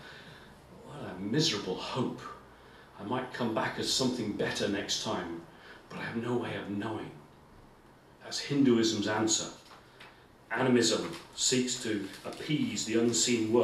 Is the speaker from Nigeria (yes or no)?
no; England, United Kingdom; I'm English. I'm sorry, I'm in Northern Ireland. I feel a bit out of place. I don't speak like you folk do.